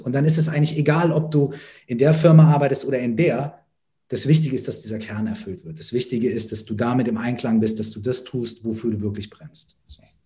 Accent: Minden, North Rhine-Westphalia, Germany; habe ich mit 13, 14 äh, meinen ersten Auftritt gehabt auf dem Stadtfest bei uns in Minden

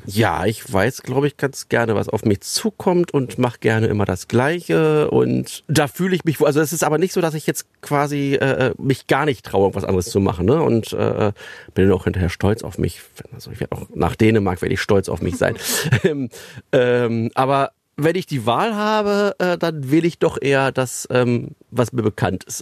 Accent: Berlin, Germany; now in Löhne, Germany; der Süden von Berlin, äh, wo ich groß geworden bin

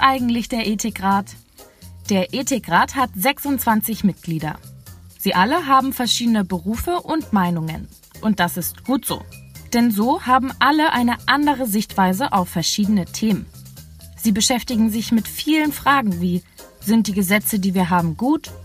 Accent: Germany

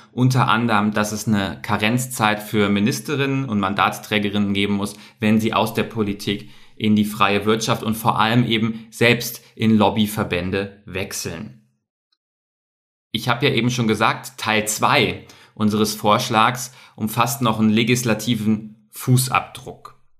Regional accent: Bavaria, Germany; Bei uns in Bayern

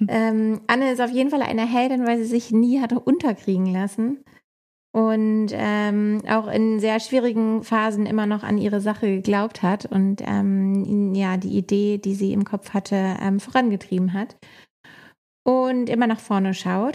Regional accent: Hamburg, Germany; Ich bin ja Hamburgerin

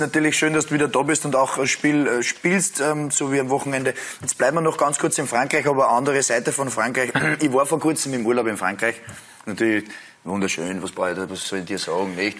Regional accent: Upper Austria, Austria; ich bin ja auch, ich bin auch Oberösterreicher

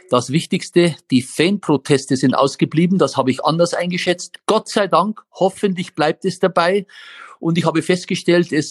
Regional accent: Ansbach, Bavaria, Germany; born there; Ich bin ja gebürtiger Mittelfranke, man hört das nicht mehr, aber ich bin in Ansbach geboren. Das ist nicht weit weg von Nürnberg.

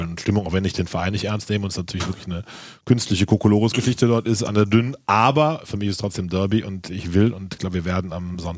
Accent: Cologne, North Rhine-Westphalia, Germany; Wobei ich etwas erbost bin als Kölner Gastronom.

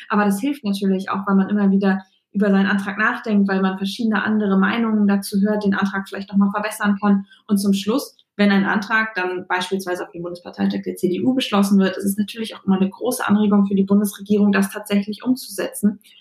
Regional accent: Bremen, Germany; born or raised there; also born or lived in Kiel

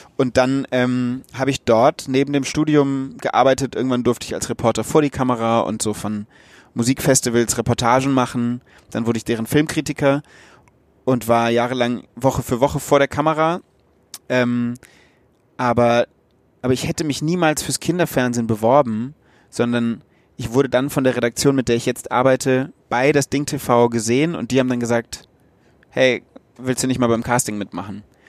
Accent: Wöllstein, Rhineland-Palatinate, Germany; moved away as an adult; also born or lived in Münster; now in Berlin, Germany; Ich komme ja aus Rheinhessen.

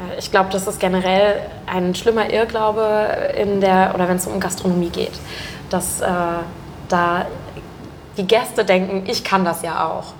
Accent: rural area between Uelzen, Lüneburg and Braunschweig, Lower Saxony, Germany; also born or lived in Mannheim; now in Hamburg, Germany; Hamburg ist von dort, wo ich herkomme, tatsächlich auch so gesehen die nächstgrößere Stadt. Also es gibt noch Uelzen, Lüneburg, Braunschweig. So, ich mhm. wohne genau in der oder ich wohnte genau in der Mitte

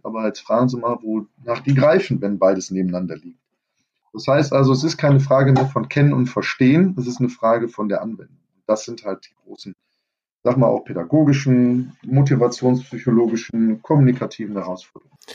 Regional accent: Germany; bei uns in Deutschland

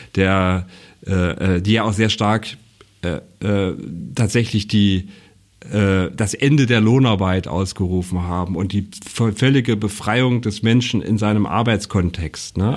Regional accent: Mühlhausen, Thuringia, Germany; moved away as an adult; now in Mecklenburg-Vorpommern, Germany; ich bin ja gebürtiger Mühlhäuser

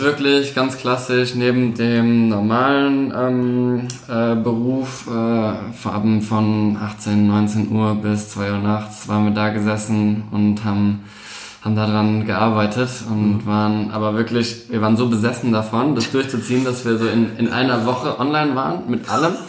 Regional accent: Mannheim, Baden-Württemberg, Germany; moved away; also born or lived in Palatinate; ursprünglich aus Mannheim, in Mannheim geboren, gerade hier um die Ecke.

